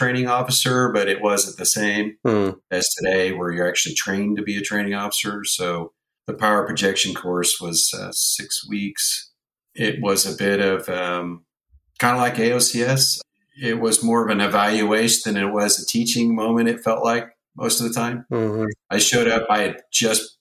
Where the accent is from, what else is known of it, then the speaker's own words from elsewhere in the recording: Virginia Beach, Virginia, United States; grew up in Virginia Beach, son of a Navy A6 pilot